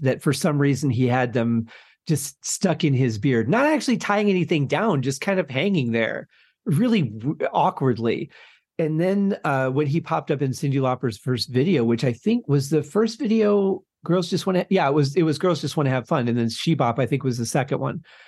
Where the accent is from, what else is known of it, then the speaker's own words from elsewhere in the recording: Michigan, United States; was growing up in Michigan at the time